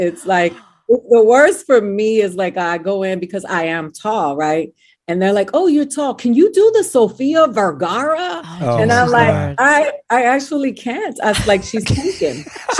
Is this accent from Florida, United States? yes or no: yes; Miami, Florida, United States; also born or lived in Boston / New York / Dominican Republic; I grew up in Miami and that's where I really grew up.